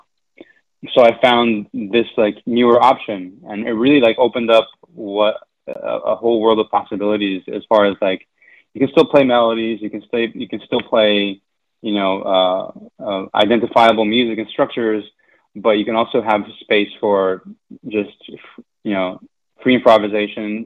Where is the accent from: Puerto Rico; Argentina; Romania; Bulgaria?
Argentina; moved away; I'm from Argentina, so I grew up listening to a lot of …